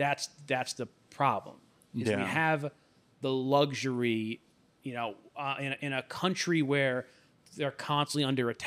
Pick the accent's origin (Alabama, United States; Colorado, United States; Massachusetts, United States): Alabama, United States; I know that the guy down the street in my hometown in Alabama, like, treats me like shit.